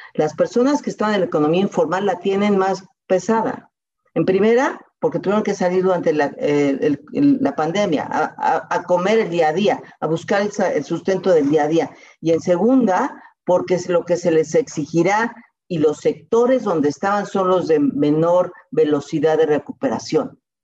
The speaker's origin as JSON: {"language": "Spanish", "country": "Mexico", "said": "soy mexicana"}